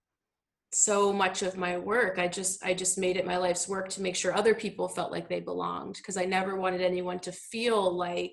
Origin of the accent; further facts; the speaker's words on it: Ottawa, Ontario, Canada; also born or lived in United States; now in Toronto, Canada; I grew up in Ottawa, so there's a big Arab community there